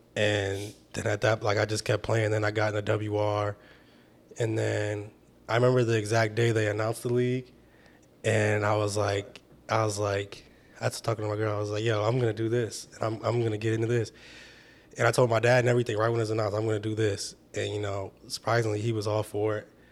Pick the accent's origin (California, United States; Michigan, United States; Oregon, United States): Michigan, United States; I was from Michigan